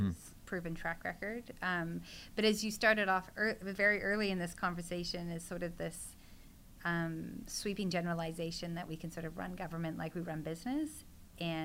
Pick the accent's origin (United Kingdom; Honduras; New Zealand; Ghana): New Zealand; now in Vancouver, Canada; I'm originally from New Zealand, so I traveled back there last winter, their summer, for a quick visit with some family